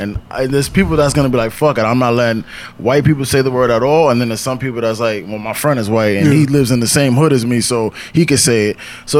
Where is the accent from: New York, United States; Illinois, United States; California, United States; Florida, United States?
New York, United States; I was born and raised in New York